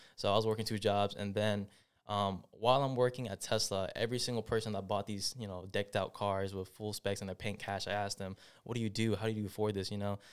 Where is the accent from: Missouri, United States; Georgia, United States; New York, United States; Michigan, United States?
Georgia, United States; Clarkston; also born or lived in Atlanta, Georgia / Stone Mountain, Georgia / Decatur, Georgia; I was born and raised in Clarkston, moved to Stone Mountain, and now I'm in Decatur